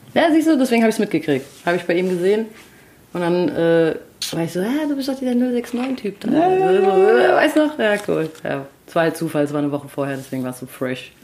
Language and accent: German; Frankfurt, Hesse, Germany; ich bin in Frankfurt geboren und zwar in Höchst